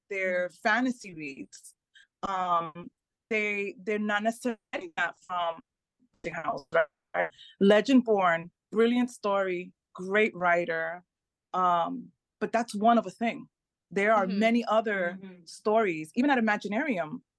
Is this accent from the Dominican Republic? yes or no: yes; Dominican Republic; first language Spanish; English is a second language; also born or lived in United States; So my parents are from the Caribbean. I'm I'm